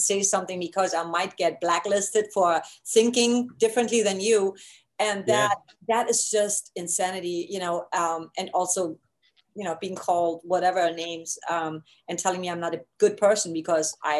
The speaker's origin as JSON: {"language": "English", "region": "East Germany", "country": "Germany", "tie": "born or raised there", "moved": "yes", "said": "I grew up in East Germany"}